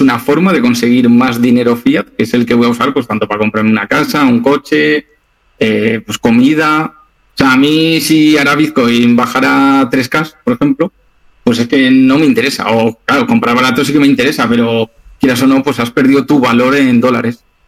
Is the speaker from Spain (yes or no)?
yes; Zaragoza, Aragon, Spain; moved away as an adult; now in Alicante, Spain; mi ciudad natal es Zaragoza, pero por mi trabajo me vine aquí.